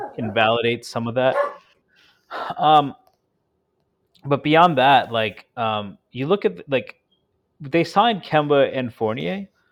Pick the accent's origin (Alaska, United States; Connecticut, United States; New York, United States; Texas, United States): Connecticut, United States; I grew up in Connecticut. and I grew up forty-five minutes from Madison Square Garden